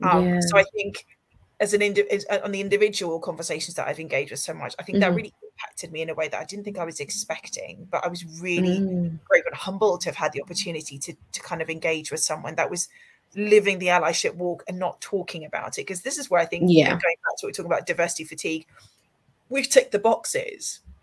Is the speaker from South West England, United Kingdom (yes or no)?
yes; South West England, United Kingdom; I grew up in the Cotswolds in a village my whole life.